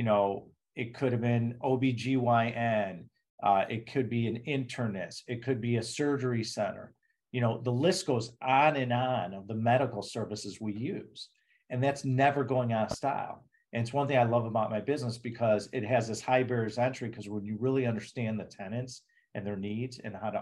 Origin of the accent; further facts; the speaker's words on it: Chicago, Illinois, United States; accent: Chicago; moved away; Being from Chicago, even though I don't live there anymore, is my hometown.